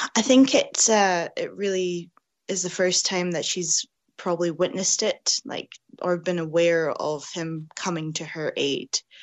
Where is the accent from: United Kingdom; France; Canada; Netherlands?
United Kingdom; Scotland; growing up in Scotland